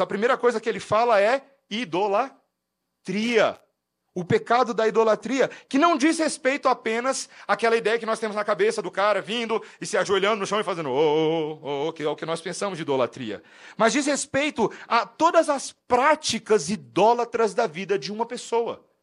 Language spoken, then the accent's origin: Portuguese; Brazil; moved away as an adult; also born or lived in United States